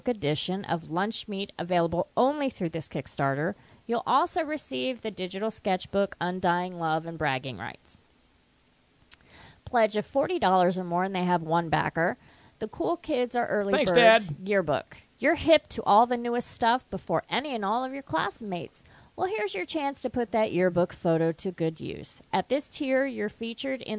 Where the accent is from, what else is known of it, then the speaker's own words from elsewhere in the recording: West Virginia, United States; moved away; I'm from West Virginia, too